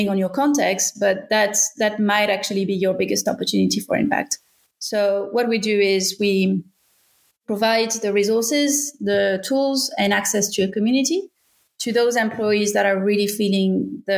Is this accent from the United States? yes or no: no; France; accent: French; English is a second language; moved away as an adult; now in Australia; I'm from France originally. You can probably tell from my accent, but I arrived in Australia 12 years ago.